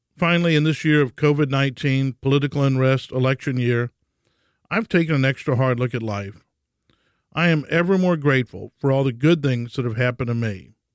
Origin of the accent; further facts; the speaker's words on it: Houston, Texas, United States; For me, life started in a Catholic hospital in Houston named after Jesus' earthly father, St. Joseph.